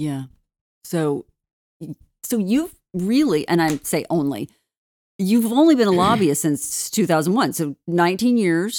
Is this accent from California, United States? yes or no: yes; Redding, California, United States; being a NorCal girl, I'm from Reading